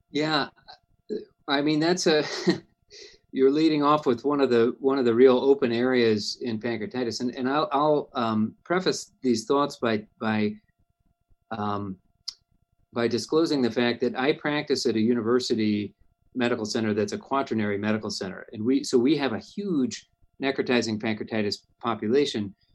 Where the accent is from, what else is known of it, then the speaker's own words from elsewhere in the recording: Cleveland, Ohio, United States; moved away as an adult; also born or lived in Toledo, Ohio; now in Indiana, United States; I grew up in Cleveland, Ohio